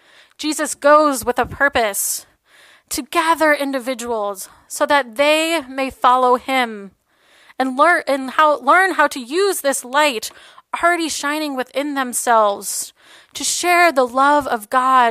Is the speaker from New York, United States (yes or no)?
no; New Orleans, Louisiana, United States; 4 months after Hurricane Katrina made its mark on the Gulf South in my hometown of New Orleans, my mother was diagnosed with breast cancer.